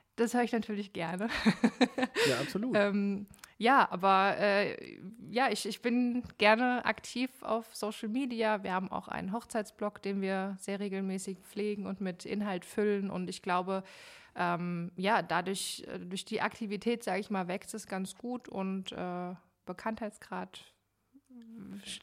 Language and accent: German; Frankfurt, Hesse, Germany; now in Hanau, Germany; aus Hanau slash Frankfurt. Äh, ich bin jetzt erst vor knapp einem Jahr nach Hanau gezogen, ähm, aber ich sag mal so aus dem Rhein-Main-Gebiet